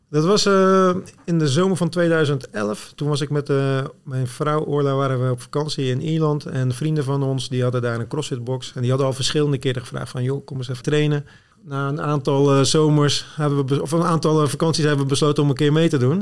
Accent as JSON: {"language": "Dutch", "town": "Zwijndrecht", "region": "South Holland", "country": "Netherlands", "tie": "born or raised there", "also_born_or_lived": "Rotterdam / Goes / Apeldoorn", "moved": "as an adult", "said": "ik ben geboren en getogen in Zwijndrecht"}